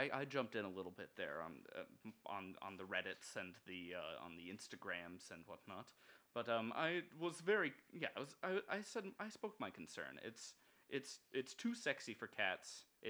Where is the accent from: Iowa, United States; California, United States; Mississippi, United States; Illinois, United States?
Iowa, United States; Oh yeah, I'm from Iowa actually.